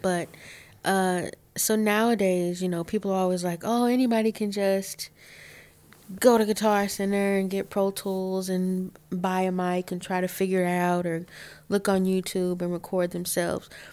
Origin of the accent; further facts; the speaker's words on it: Ohio, United States; I'm from Ohio. This is home. I love Ohio.